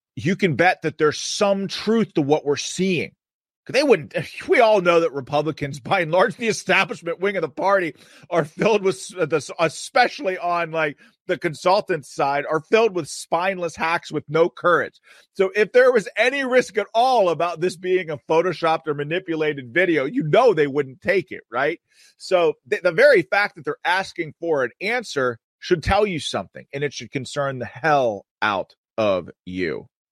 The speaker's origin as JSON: {"language": "English", "region": "Pennsylvania", "country": "United States", "said": "in Pennsylvania, in my home state, the Commonwealth of Pennsylvania"}